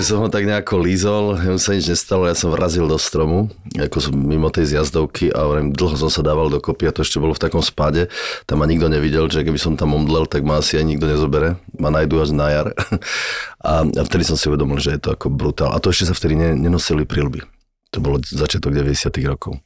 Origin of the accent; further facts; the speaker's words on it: Slovakia; som vyrastal v Tatrách